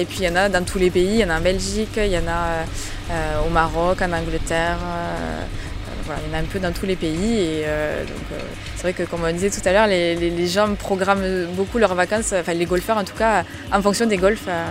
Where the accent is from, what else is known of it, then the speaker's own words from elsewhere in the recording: Marrossin, Occitania, France; moved away as an adult; also born or lived in Montpellier / Toulouse; je suis originaire de Marrossin, euh, j'ai fait mes études sur Montpellier